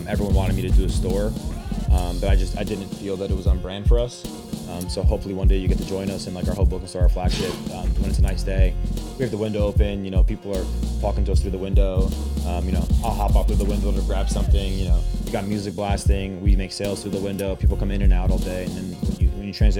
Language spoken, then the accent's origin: English; Ridgefield, New Jersey, United States; My hometown's Richfield in Bergen County, next to Fort Lee